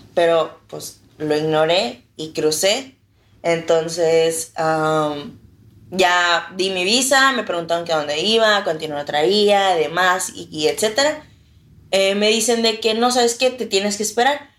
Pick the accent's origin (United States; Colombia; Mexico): Mexico; Reynosa, Tamaulipas; Soy de Reynosa